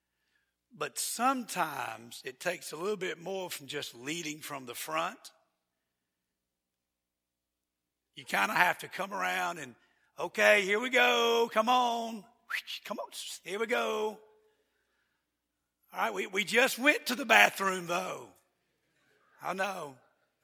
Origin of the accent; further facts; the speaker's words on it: Georgia, United States; I'm from Georgia